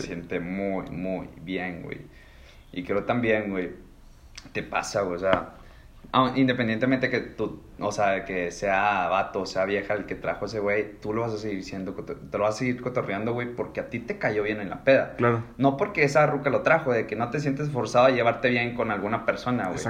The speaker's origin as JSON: {"language": "Spanish", "town": "Monterrey", "region": "Nuevo León", "country": "Mexico", "said": "siendo regio"}